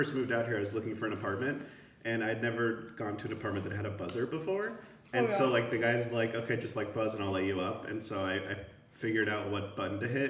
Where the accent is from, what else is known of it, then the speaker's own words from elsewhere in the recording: Phoenix, Arizona, United States; I grew up in the suburbs of Phoenix.